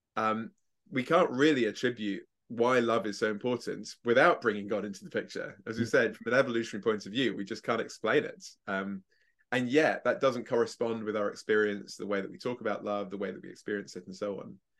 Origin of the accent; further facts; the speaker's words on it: England, United Kingdom; I'm English